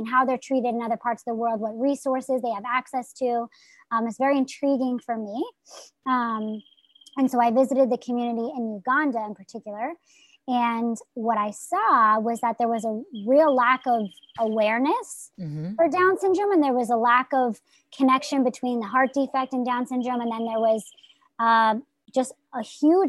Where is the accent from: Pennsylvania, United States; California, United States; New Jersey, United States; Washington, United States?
New Jersey, United States; I'm from New Jersey